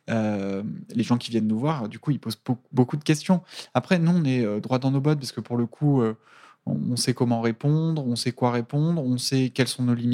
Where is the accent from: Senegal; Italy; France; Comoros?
Italy; Je suis italienne